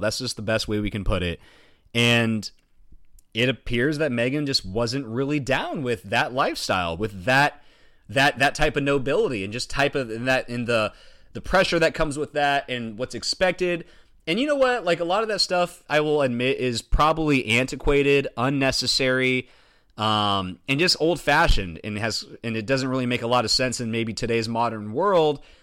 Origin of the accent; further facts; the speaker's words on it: United States; as an American